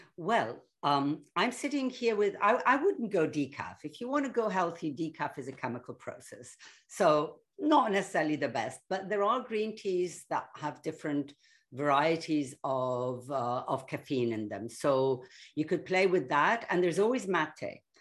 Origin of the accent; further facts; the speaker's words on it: Egypt; I grew up in an Egypt of, I would say, peace, love, progress, and sweetness all round.